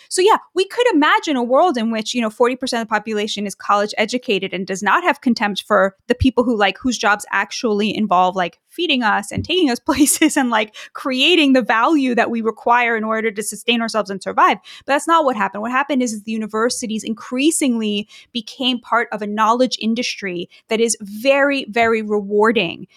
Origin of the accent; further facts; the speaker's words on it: United States; both as an American and as a Jewish person